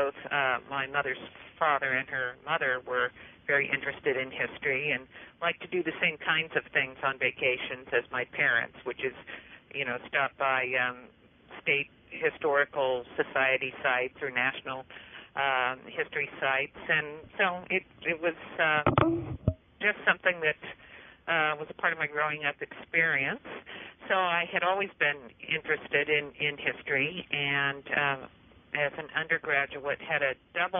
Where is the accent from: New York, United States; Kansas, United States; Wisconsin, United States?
Kansas, United States; Hays; moved away; I grew up in western Kansas in a town called Hays.